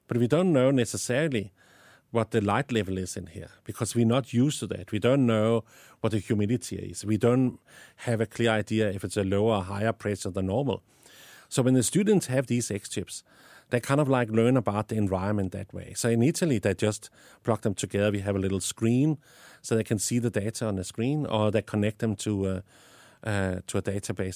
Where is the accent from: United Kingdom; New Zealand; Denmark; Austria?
Denmark; accent: Danish; English is a second language; moved away as an adult; now in South Africa; I have an accent because I was born in Denmark and I lived in South Africa the last 20 years, but I still have my Danish accent